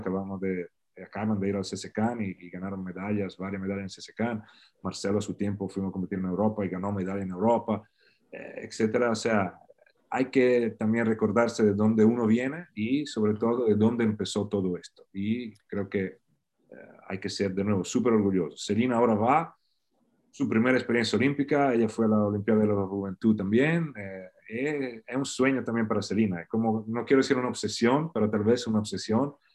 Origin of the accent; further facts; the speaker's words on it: Faenza, Emilia-Romagna, Italy; Spanish is a second language; moved away as an adult; also born or lived in El Salvador; now in Florida, United States; Yo nací, en una pequeña, un pequeño país, Faenza, de 55.000 mil habitantes, cerca de, la ciudad más grande, Bolonia